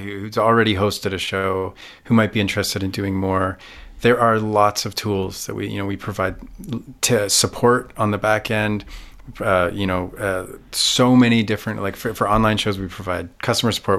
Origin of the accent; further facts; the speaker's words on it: Canada; I have a wonderful career in Canada.